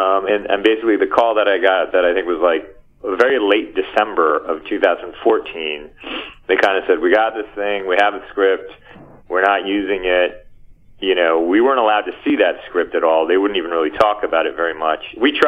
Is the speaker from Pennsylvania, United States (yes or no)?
no; Bergen County, New Jersey, United States; also born or lived in Los Angeles, California; I was born in L.A. I mostly grew up in New Jersey, though, on the East Coast.